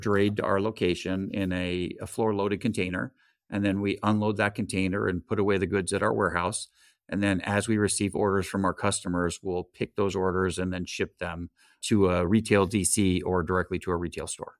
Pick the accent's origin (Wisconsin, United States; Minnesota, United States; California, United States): California, United States; Grew up in California